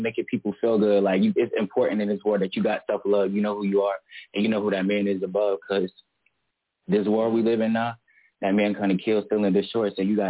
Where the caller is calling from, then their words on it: Melbourne, Florida, United States; Melbourne, Florida. I mean, Melbourne, that's where I'm from, Brevard County.